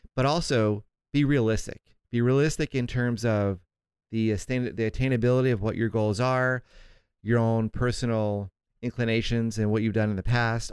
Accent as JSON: {"language": "English", "town": "St. Augustine", "region": "Florida", "country": "United States", "tie": "born or raised there", "moved": "yes", "lives_now": "Southern California, United States", "said": "my hometown of Saint Augustine, Florida"}